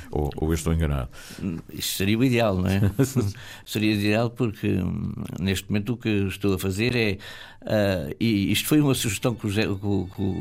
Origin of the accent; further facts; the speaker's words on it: Flores Island, Azores, Portugal; now in Madalena, Pico, Portugal; Eu sou das Flores.